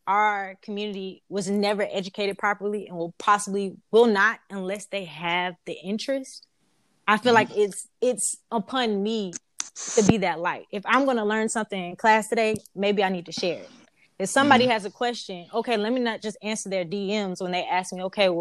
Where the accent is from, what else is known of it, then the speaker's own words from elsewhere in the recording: South Carolina, United States; I was born and raised in South Carolina